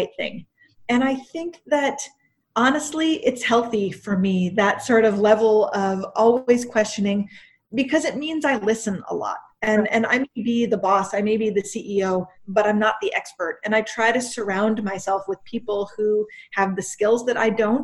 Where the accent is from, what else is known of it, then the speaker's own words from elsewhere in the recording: East Coast, United States; moved away as an adult; now in Texas, United States; We're both from the East Coast.